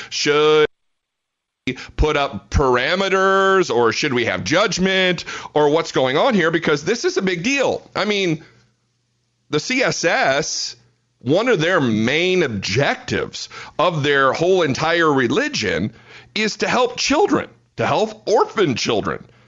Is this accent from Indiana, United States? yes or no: yes; Fort Wayne, Indiana, United States; moved away as an adult; now in Fort Worth, United States; I was born and raised in Fort Wayne, Indiana